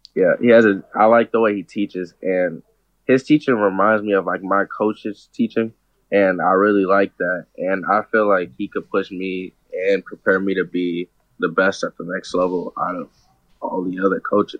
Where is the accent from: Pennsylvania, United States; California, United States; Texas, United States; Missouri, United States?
Missouri, United States; St. Louis; a lot of people from my hometown like go there for college